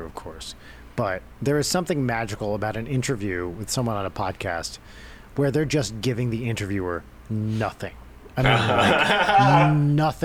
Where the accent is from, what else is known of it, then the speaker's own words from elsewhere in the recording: near Newark, New Jersey, United States; I grew up near Newark